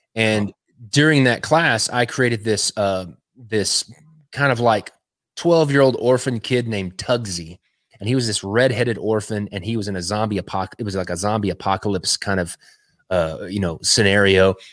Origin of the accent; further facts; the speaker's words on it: West Texas, United States; now in Cleveland, Tennessee, United States; I'm originally from Texas. Uh, I grew up in West Texas.